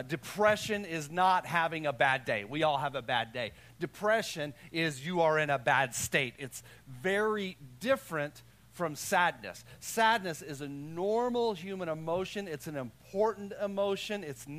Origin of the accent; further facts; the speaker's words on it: Texas, United States; I'm from Texas. Like, we're just happy around here.